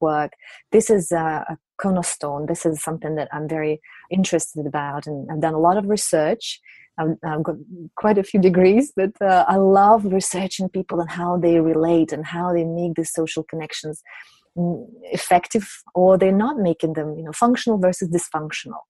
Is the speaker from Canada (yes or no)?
no; Siberia, Russia; also born or lived in St. Petersburg, Russia / London, United Kingdom / Geneva, Switzerland; now in United Kingdom; I come from Russia, from Siberia.